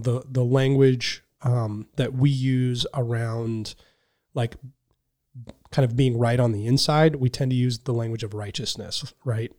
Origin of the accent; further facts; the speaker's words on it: Anderson, United States; moved away as an adult; also born or lived in Reading; now in Buffalo, United States; I grew up in Anderson.